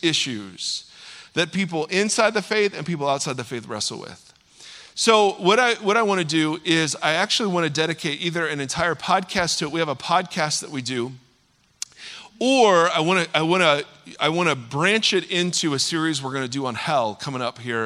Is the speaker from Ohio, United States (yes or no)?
yes; Ohio, United States; now in California, United States; I'm from Ohio